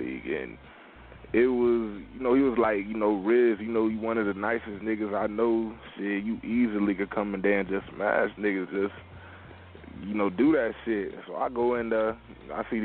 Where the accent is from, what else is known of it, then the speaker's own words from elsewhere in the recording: Ocala, Florida, United States; I'm from Ocala, Florida, my nigga. You know, hometown, you know, Orange